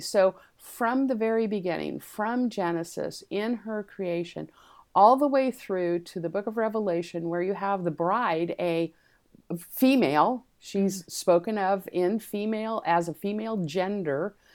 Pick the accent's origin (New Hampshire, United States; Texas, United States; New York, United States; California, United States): California, United States; Los Angeles; also born or lived in San Diego, California; I actually was born in Los Angeles